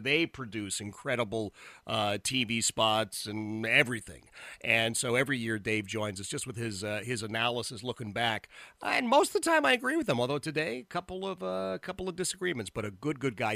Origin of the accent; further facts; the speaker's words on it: Philadelphia, Pennsylvania, United States; I grew up in Philadelphia, Philadelphia native